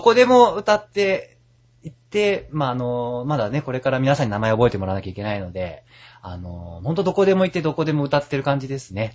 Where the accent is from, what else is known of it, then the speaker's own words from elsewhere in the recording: Yokohama, Kanagawa, Japan; 僕地元横浜なんですけど、はい、横浜駅のそばの高校に通ってたんですけど